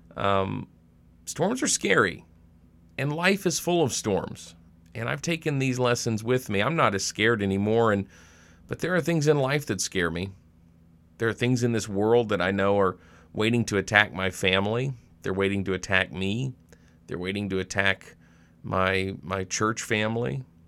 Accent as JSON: {"language": "English", "region": "Arkansas", "country": "United States", "tie": "born or raised there", "moved": "yes", "lives_now": "Monroe, Wisconsin, United States", "said": "I grew up in Arkansas"}